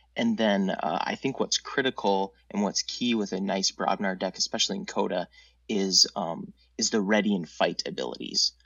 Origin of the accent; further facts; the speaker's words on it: Minneapolis, Minnesota, United States; I'm from Minneapolis